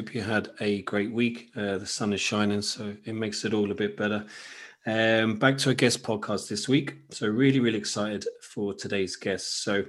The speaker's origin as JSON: {"language": "English", "region": "Munster", "country": "Ireland", "tie": "born or raised there", "said": "growing up in Kerry, and I suppose people who are listening from Ireland as well"}